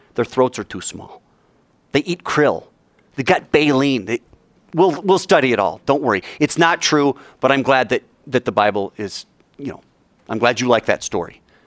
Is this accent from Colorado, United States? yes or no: yes; Fort Collins, Colorado, United States; moved away; There's no room in my hometown. It'd be like me going back to Fort Collins